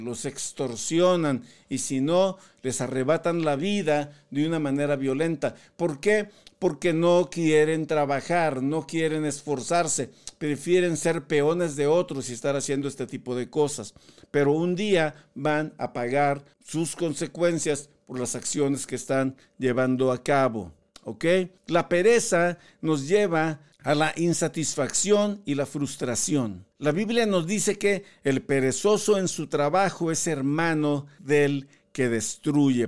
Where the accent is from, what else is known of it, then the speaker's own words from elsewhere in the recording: Tampico, Tamaulipas, Mexico; yo soy de la costa, yo soy de Tampico, Tamaulipas